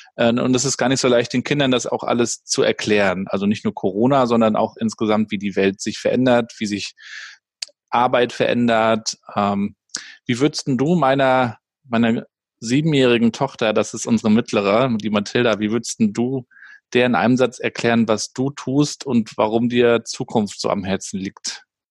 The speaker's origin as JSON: {"language": "German", "town": "Rostock", "region": "Mecklenburg-Vorpommern", "country": "Germany", "said": "bei uns in Rostock"}